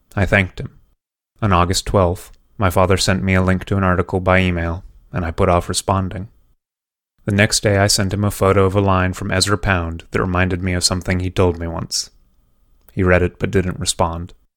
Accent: California, United States; moved away as an adult; also born or lived in Oregon; now in New York, United States; when I was growing up in California

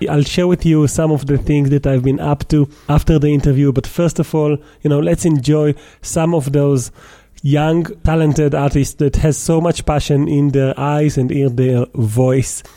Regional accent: Israel; I'm from Israel

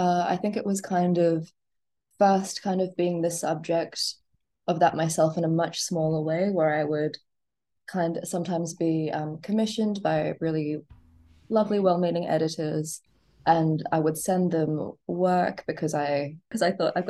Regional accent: Gold Coast, Queensland, Australia; because I grew up on the Gold Coast in like the 90s and early 2000s, my father's Punjabi, my mother's Chinese.

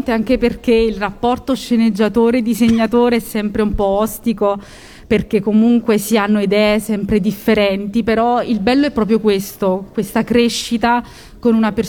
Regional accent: Naples, Campania, Italy; moved away as an adult; now in Lazio, Italy; Io in realtà sono napoletana, però mi sono spostata dalla mia regione, ho emigrato verso il Lazio

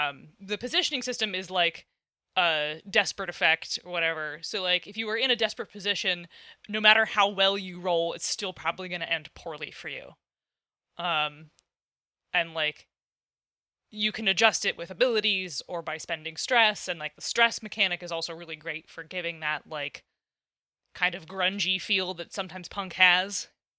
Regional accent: Midwest, United States; Oh, I'm from the Midwest now. I can't talk.

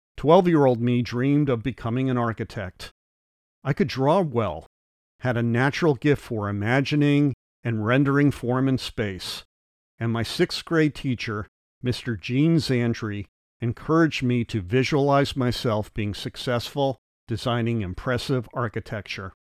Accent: New Haven, Connecticut, United States; As a six-year-old growing up in New Haven, Connecticut

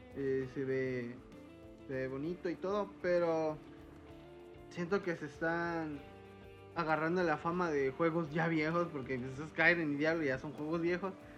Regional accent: Veracruz, Mexico; como buen jarocho

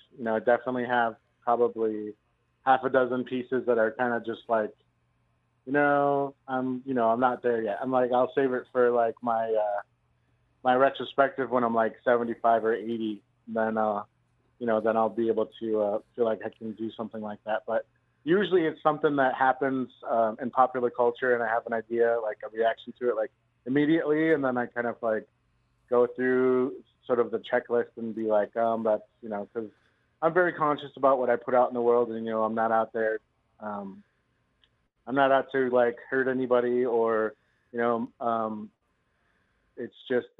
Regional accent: Santa Fe, New Mexico, United States; I grew up in Santa Fe. I was one of the few people that can say that I was born there.

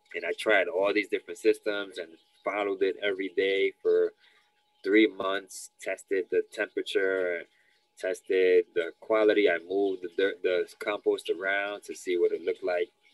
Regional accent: New York City, New York, United States; I'm uh, born and raised in the Lower East Side of New York City my parents are Dominicans

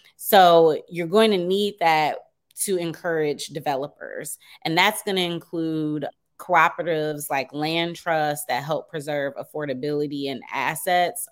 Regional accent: Detroit, Michigan, United States; now in Washington, D.C., United States; I live in D C, but I'm originally from Detroit

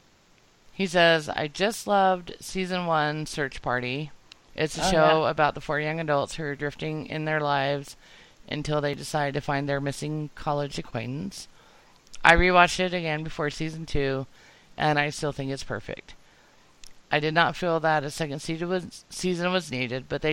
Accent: Utah, United States; us growing up in Utah

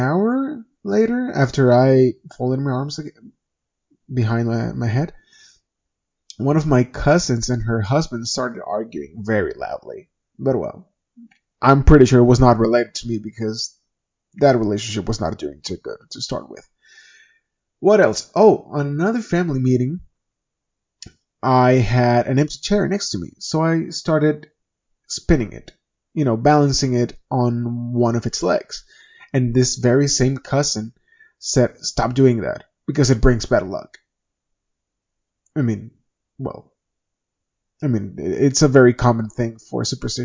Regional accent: Venezuela; moved away; I come from Venezuela. And back in my country

